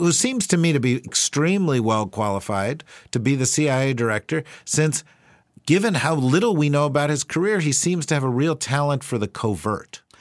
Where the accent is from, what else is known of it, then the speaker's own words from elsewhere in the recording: New Jersey, United States; I'm from New Jersey